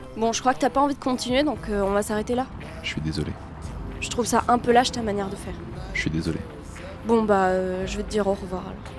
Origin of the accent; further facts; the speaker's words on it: Bordeaux, Nouvelle-Aquitaine, France; je suis bordelais, je dis gavé